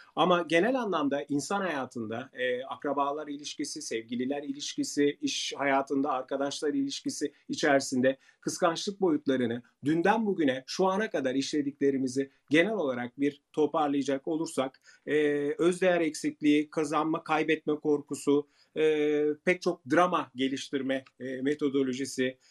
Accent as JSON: {"language": "Turkish", "country": "Turkey"}